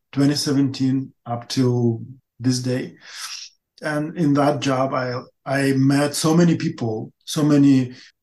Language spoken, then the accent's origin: English; Ukraine; English is a second language; also born or lived in Russia; I came back to Ukraine, to my hometown